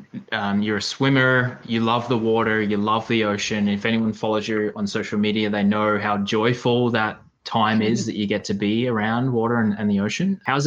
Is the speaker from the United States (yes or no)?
no; Australia; I do remember cheering against you as an Aussie.